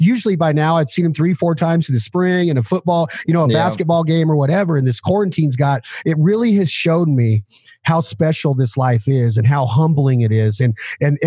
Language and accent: English; Reno, Nevada, United States; I'm the adopted son of the South because I'm from Tahoe, Reno area in these mountains